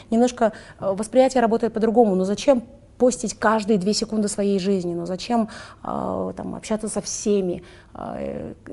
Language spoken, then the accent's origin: Russian; Kazakhstan; moved away as an adult; now in Dubai, United Arab Emirates; я же казашка, в конце концов.